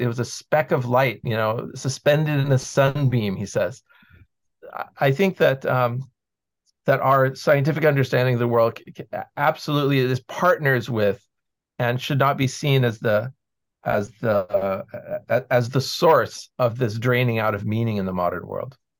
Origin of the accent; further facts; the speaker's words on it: United States; I grew up in the American school system